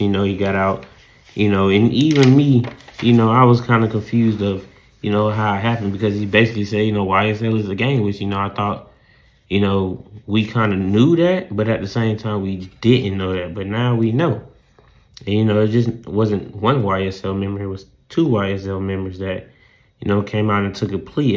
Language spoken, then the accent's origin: English; the South, United States; accent: southern; my southern accent